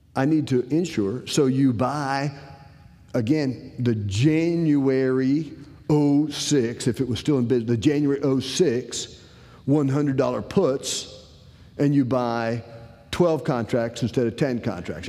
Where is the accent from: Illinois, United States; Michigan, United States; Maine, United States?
Illinois, United States; Decatur; I'm originally from Decatur, Illinois.